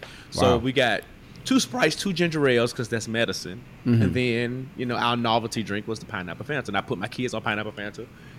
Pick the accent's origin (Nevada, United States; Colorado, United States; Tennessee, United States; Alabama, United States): Tennessee, United States; Memphis; moved away; also born or lived in Atlanta; I'm from Memphis.